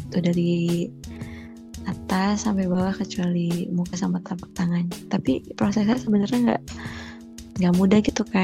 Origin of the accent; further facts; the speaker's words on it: South Tangerang, Banten, Indonesia; moved away as an adult; now in Semarang, Indonesia; jadi tuh apa pas aku pindahan dari Tangsel karena aku dari Tangsel ada di Tangsel ke Semarang itu kan mau ngekos ceritanya